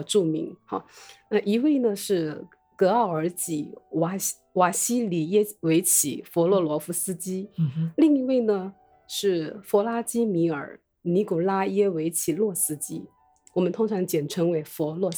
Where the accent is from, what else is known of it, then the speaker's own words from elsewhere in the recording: Wenzhou, Zhejiang, China; now in Taiwan; 我是来自，呃，浙江温州